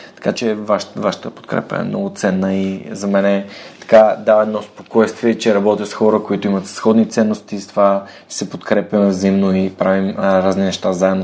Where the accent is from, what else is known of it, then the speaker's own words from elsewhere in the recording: Bulgaria; аз много се радвам, че съм българин